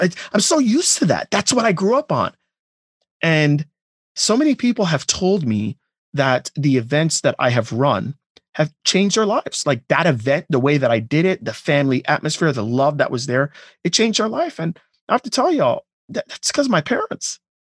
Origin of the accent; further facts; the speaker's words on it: Pembroke Pines, Florida, United States; also born or lived in Jamaica / Miami; I grew up in a house in Pembroke Pines. That's where I, you know, I was. I was born in Jamaica, moved to Miami, but the majority of my childhood was in Pembroke Pines